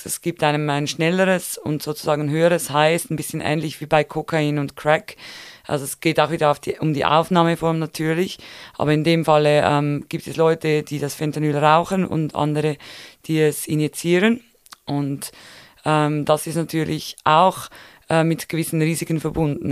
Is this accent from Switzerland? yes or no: yes; Switzerland; bei uns in der Schweiz